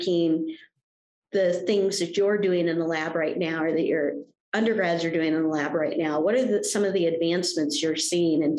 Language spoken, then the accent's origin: English; Indiana, United States; I grew up in Indiana, so of course farms were everywhere